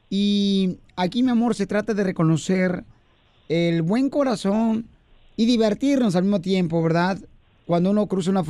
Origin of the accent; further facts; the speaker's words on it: El Salvador; Así somos los salvadoreños.